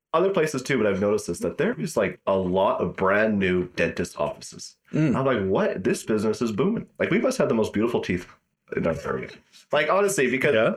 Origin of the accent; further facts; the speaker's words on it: Vernon, British Columbia, Canada; I grew up in Vernon and we hardly ever went to Kelowna